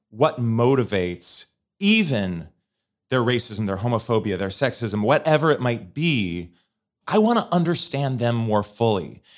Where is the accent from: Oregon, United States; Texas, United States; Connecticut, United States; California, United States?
Oregon, United States; Portland; moved away as an adult; also born or lived in Fargo, North Dakota; now in Washington, D.C., United States; when I was eight, my family moved to Portland, Oregon